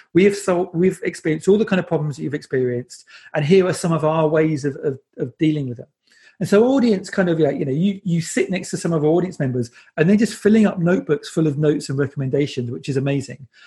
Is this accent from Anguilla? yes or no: no; United Kingdom; I'm British